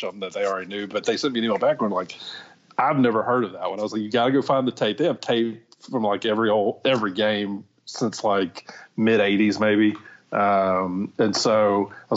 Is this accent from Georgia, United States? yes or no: no; Louisiana, United States; moved away as an adult; also born or lived in Mississippi; I grew up in Louisiana.